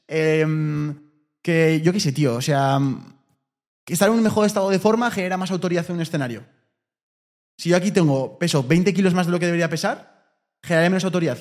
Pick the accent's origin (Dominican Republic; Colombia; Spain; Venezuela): Spain; porque somos españoles